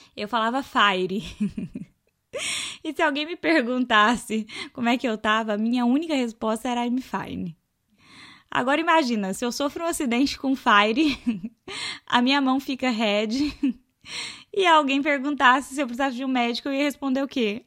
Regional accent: Minas Gerais, Brazil; moved away as an adult; now in Australia; Eu sou de Minas

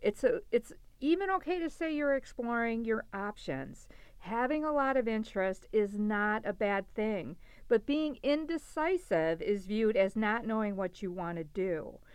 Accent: Milwaukee, Wisconsin, United States; I'm originally from Milwaukee, Wisconsin, and looking for entry-level business management opportunities in the Midwest.

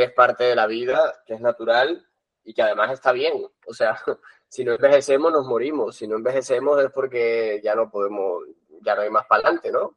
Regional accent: Colombia; moved away as an adult; now in Barcelona, Spain; estudié en Colombia, nací en Colombia eh, y vine hace como 16 años a Barcelona

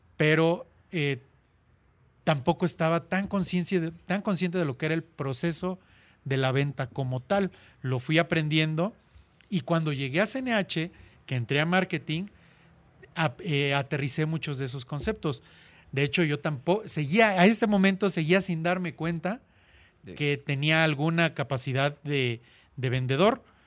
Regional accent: Cuautla, Morelos, Mexico; also born or lived in Puebla / Barcelona; me regresé a la ciudad de Cuautla, de donde soy originario

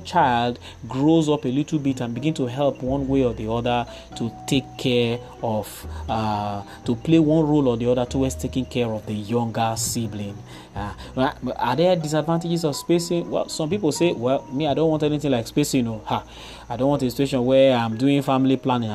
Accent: Warri, Delta, Nigeria; growing up in Warri, somewhere around Igbi Street

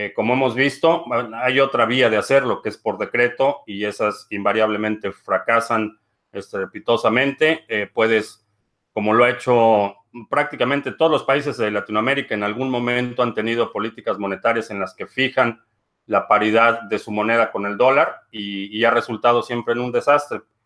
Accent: Mexico; now in Dallas, United States; aquí en Dallas, en el área metropolitana de Dallas, Texas, hay alrededor de 1.2 millones de hispanos, de los cuales casi el 80% somos de origen mexicano

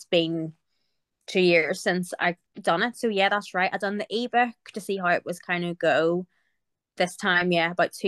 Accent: Belfast, Northern Ireland, United Kingdom; I'm from Belfast in Northern Ireland

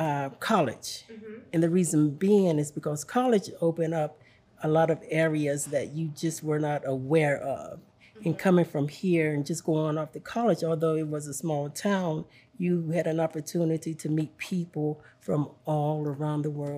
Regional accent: Cleveland, Tennessee, United States; now in Chattanooga, United States; Well, I live in the city, Chattanooga, but I'm from Cleveland, Tennessee.

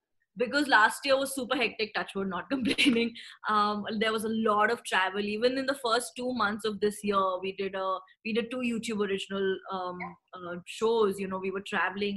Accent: Thane, Maharashtra, India; We are from Thane in Mumbai, where I used to go to school.

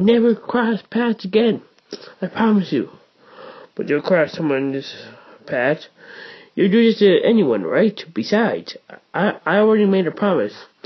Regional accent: Hawaii, United States; I'm from Hawaii

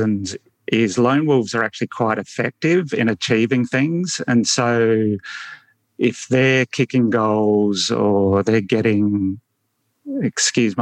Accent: Adelaide, South Australia, Australia; also born or lived in Fairfield, New South Wales; I grew up in Adelaide in South Australia, even though I was born in New South Wales. My parents moved to South Australia when I was four years old, I think.

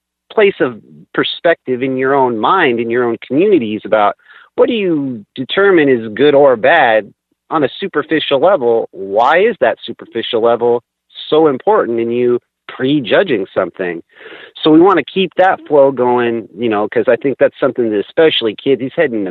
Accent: Washington, United States; also born or lived in Sacramento / North Dakota; now in Minneapolis, United States; I grew up in Washington near the coast

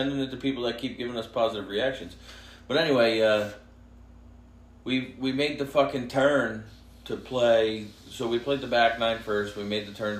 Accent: Hamburg, New Jersey, United States; also born or lived in Franklin / Vernon; I grew up in Hamburg

